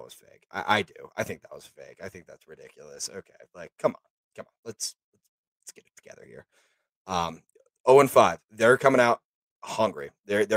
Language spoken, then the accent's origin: English; Columbus, Ohio, United States; I grew up in Columbus